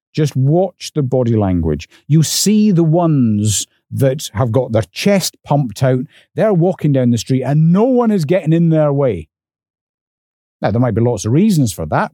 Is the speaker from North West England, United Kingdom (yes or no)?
no; north of the English border, Scotland, United Kingdom; accent: Scottish; moved away; I was also dragged up north of the English border. So when he heard my accent